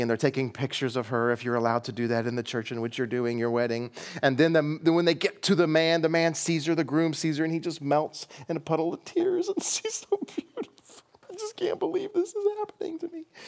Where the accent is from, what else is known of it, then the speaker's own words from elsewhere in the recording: United States; we're in the West. We're American.